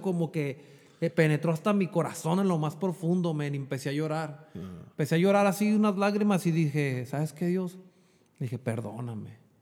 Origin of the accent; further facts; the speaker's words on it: Jalisco, Mexico; moved away as an adult; also born or lived in Chula Vista, California; now in United States; Yo soy nacido aquí en Chulavista, pero yo me crié en Jalisco